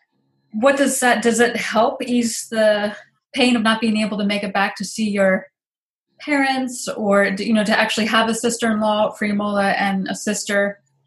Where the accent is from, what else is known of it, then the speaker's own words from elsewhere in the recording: United States; now in Netherlands; As an American